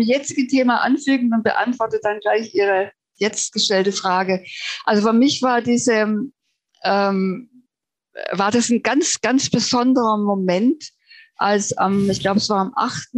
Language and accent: German; Germany; also born or lived in Baden-Württemberg; now in Finland; den tragen wir als Deutsche einfach mit uns